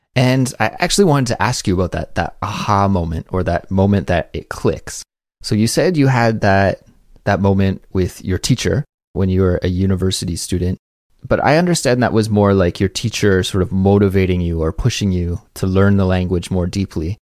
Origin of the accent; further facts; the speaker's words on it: Canada; now in Korea; as a Canadian, I had to take second language classes as well